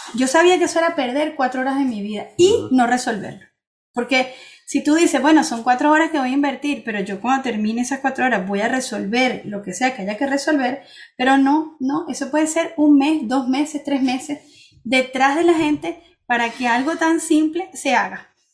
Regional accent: Venezuela; also born or lived in Spain / Barcelona / Switzerland; now in France; salí de Venezuela y mejoré, mi vida mejoró

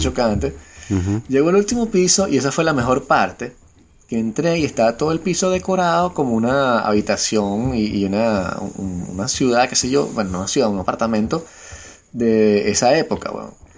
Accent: Venezuela; moved away; yo que vengo de Venezuela

